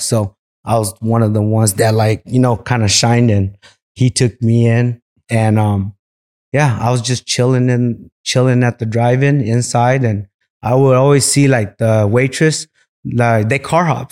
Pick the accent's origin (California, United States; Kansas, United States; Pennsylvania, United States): California, United States; Merced; also born or lived in Visalia, California; I was born in Visalia, California, and, um, we moved out to Merced when I was two years old. So, stayed there all my life until I got a little older